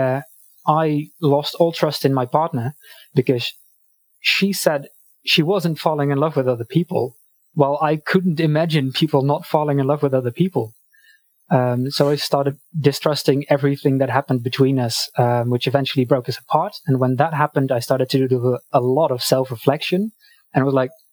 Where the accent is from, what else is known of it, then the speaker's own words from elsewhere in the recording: Netherlands; I am from Europe, the Netherlands specifically